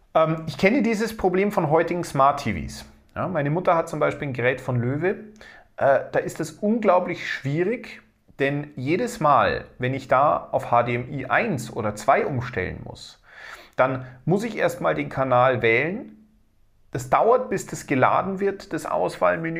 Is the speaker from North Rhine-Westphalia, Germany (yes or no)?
no; Bavaria, Germany; bei uns in Bayern